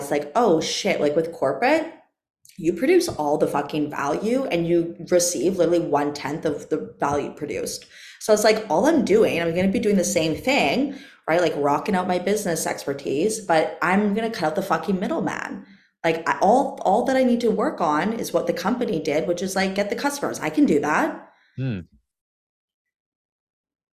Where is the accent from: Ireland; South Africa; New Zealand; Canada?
Canada; moved away as an adult; also born or lived in Caribbean coast, Mexico; now in Mexico; I'm Canadian, but I currently live and I've been living in the Caribbean of Mexico